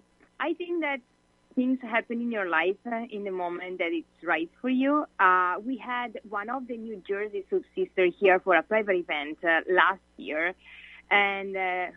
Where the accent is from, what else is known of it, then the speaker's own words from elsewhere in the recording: Italy; English is a second language; moved away as an adult; I moved here from Italy 4.5 years ago because I wanted to improve my English. And I'm a citizen in Italy.